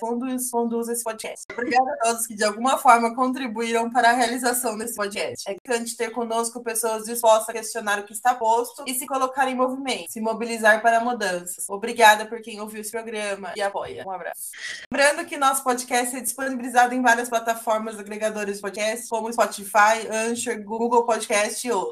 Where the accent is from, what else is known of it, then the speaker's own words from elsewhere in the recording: Brazil; no Jardim Glória, né, que foi o bairro onde eu nasci